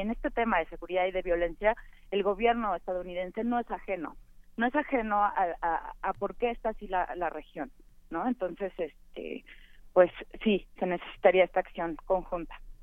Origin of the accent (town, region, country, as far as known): Mexico